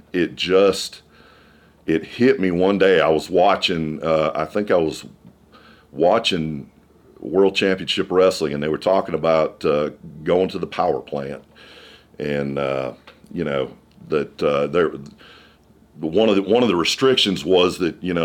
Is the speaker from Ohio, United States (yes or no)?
no; Illinois, United States; moved away; In the area I grew up in, I grew up in Illinois